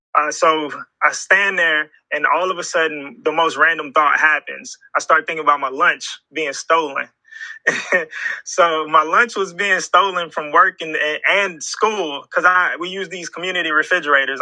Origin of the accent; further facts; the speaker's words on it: Houston, Texas, United States; the beautiful city of Houston, Texas, man. Uh, I grew up here